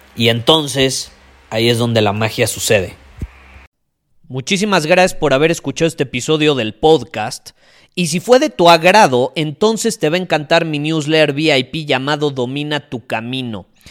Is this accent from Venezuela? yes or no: no; Mexico; Soy más mexicano que el nopal